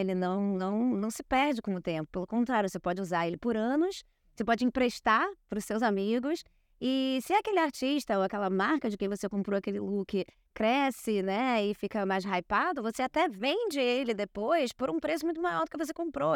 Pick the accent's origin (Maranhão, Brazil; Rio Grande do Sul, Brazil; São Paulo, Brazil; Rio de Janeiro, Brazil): Rio de Janeiro, Brazil; Eu cresci numa ruazinha em Copacabana, onde eu passava de 10 da manhã às 10 da noite na rua brincando